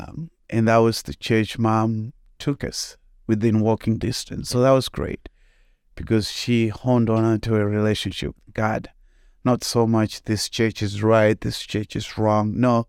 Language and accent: English; Zimbabwe; moved away as an adult; now in United States; So when you take the aspect that I'm from Zimbabwe, I came to the United States back in August of 2008 to go to Fred Hartman University for college.